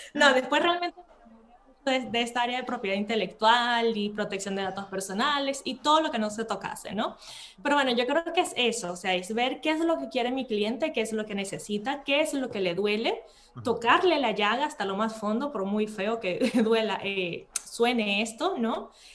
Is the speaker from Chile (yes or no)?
no; Venezuela; moved away as an adult; also born or lived in Spain; now in Matosinhos, Portugal; yo soy de Venezuela y por eso es que mi español es así más fluido, inclusive que mi portugués, ¿no? En Venezuela estudié derecho